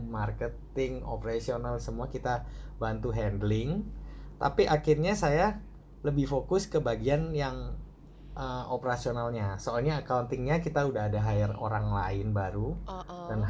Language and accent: Indonesian; Surabaya, East Java, Indonesia; moved away as an adult; uh, saya dari SMA eh dari SD sorry di Surabaya.